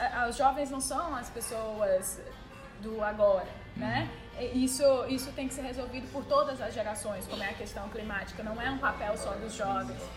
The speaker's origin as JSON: {"language": "Portuguese", "region": "Ceará", "country": "Brazil", "said": "eu sou cearense, nordestina, mulher, brasileira"}